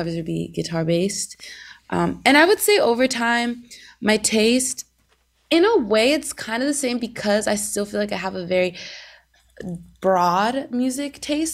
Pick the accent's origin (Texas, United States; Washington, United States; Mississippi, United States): Washington, United States; Seattle; now in Los Angeles, United States; I grew up in Seattle